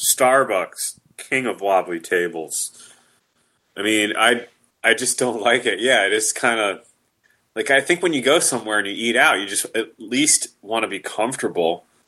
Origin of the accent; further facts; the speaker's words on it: the South, United States; I am from the South.